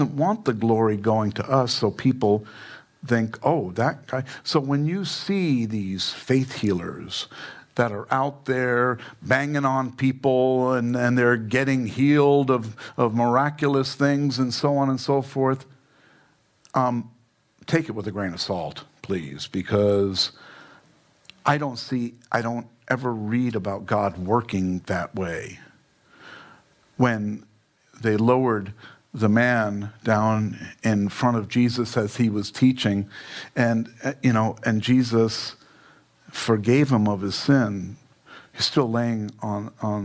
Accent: New York, United States; now in Fountain Hills, United States; I'm from New York.

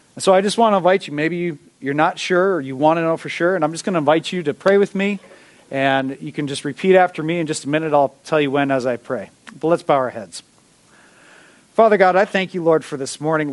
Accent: Minnesota, United States; we're from Minnesota. You know, we are naturally peacekeepers.

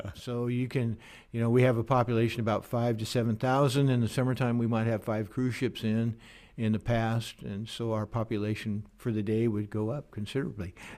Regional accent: Oregon, United States; I grew up in a small logging town in Oregon

